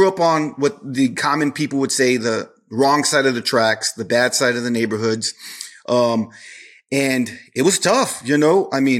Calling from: Corpus Christi, Texas, United States; Corpus Christi, Texas.

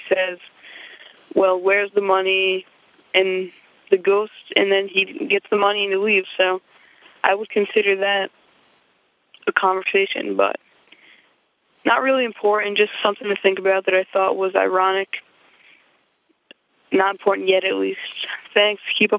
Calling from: Rhode Island, United States; I'm from Rhode Island.

